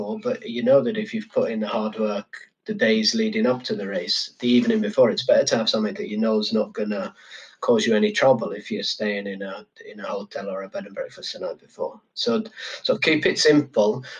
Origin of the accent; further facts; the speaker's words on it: Yorkshire and the Humber, United Kingdom; moved away; also born or lived in London; I'm from Yorkshire